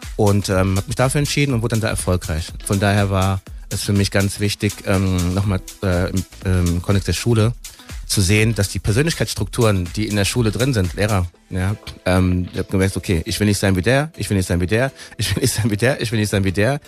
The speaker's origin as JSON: {"language": "German", "town": "Frankfurt am Main", "region": "Hesse", "country": "Germany", "tie": "born or raised there", "said": "wir sind halt hier geboren. In Frankfurter, das ist meine Stadt, das ist mein, meine Heimat"}